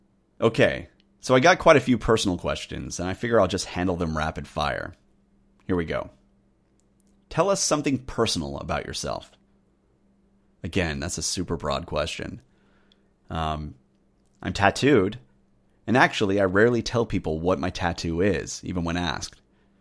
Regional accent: United Kingdom; Those two changes, of course, have led people to question whether I'm truly a Brit. But I am.

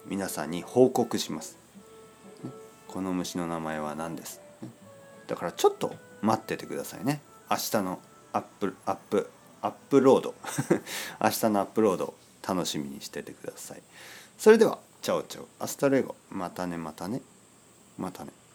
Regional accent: Oita, Japan; now in Tokyo, Japan; 田舎で生まれ育った

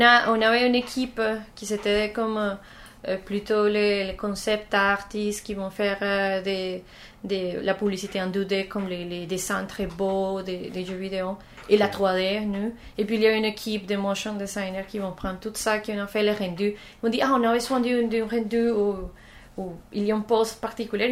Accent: Colombia; French is a second language; moved away as an adult; now in Canada; je viens de la Colombie, mais ça fait quelques temps que je, suis ici en Canada.

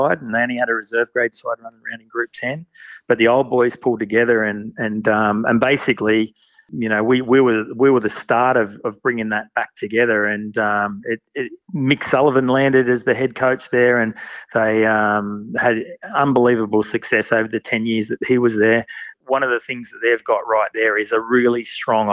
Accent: Erina, New South Wales, Australia; moved away as an adult; also born or lived in Bathurst / Orange / Canberra; I grew up on the Central Coast and played a lot of soccer, actually, and ended up out west in Bathurst

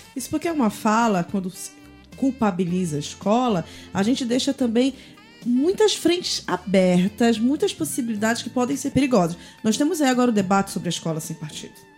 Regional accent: Belém, Pará, Brazil; now in São Paulo, Brazil; sobre Belém, sobre o Pará, de onde eu sou

